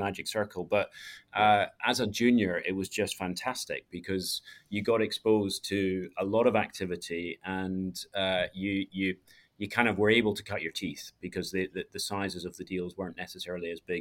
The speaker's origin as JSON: {"language": "English", "town": "Edinburgh", "region": "Scotland", "country": "United Kingdom", "tie": "born or raised there", "also_born_or_lived": "Perth, Western Australia", "moved": "yes", "lives_now": "London, United Kingdom", "said": "I'm from Edinburgh in Scotland. Went to school there, apart from 2 years, which I spent in Perth in Western Australia"}